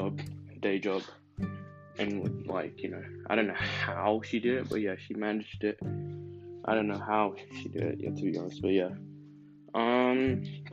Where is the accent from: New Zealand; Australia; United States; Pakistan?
Australia; Melbourne, Victoria; I was born in Melbourne, Australia